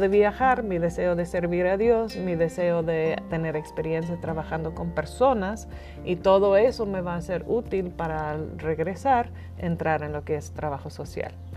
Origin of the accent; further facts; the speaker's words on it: Northern Ireland, United Kingdom; first language English; Spanish is a second language; moved away as an adult; also born or lived in England / Bolivia / Dublin, Ireland; now in Mexico; yo nací en Irlanda del Norte, crecí ahí en una familia cristiana